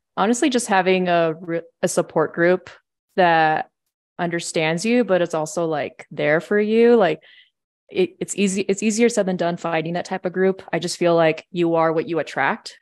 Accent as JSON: {"language": "English", "town": "San Diego", "region": "California", "country": "United States", "moved": "as an adult", "lives_now": "Denver, United States", "said": "I'm from San Diego, and so I moved out here to Colorado in twenty fourteen to go to C S U"}